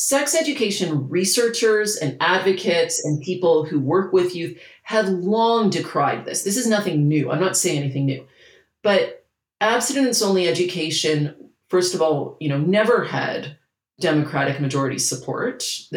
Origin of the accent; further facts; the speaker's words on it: Canada; I'm Canadian